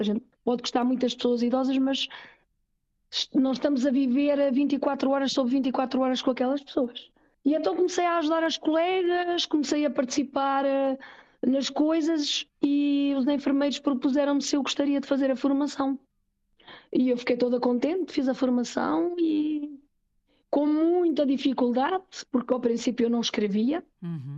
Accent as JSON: {"language": "Portuguese", "country": "Portugal", "moved": "yes", "lives_now": "Switzerland", "said": "sou portuguesa e com uhum. muito orgulho sou portuguesa, que o meu país é o meu país. A minha língua é a minha língua"}